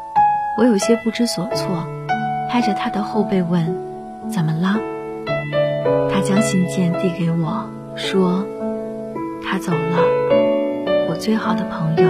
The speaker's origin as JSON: {"language": "Chinese", "town": "Changsha", "region": "Hunan", "country": "China", "tie": "born or raised there", "said": "梦里，我三十岁了，回到了我的故乡长沙，还是孑然一身，在一个中学附近开了一家洋溢着浓烈文艺气息的小书吧。"}